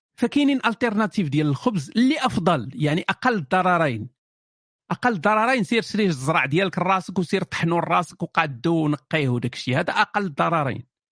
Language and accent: Arabic; Morocco; انا كمغربي يعني انا عايش في المغرب